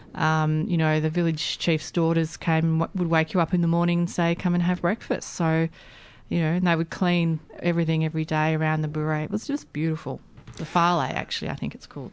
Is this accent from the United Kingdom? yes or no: no; Australia